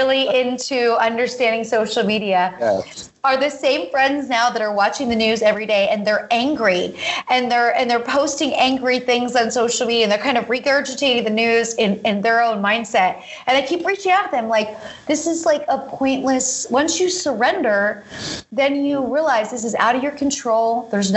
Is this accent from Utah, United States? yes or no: no; Pennsylvania, United States; this is what I grew up doing in Pennsylvania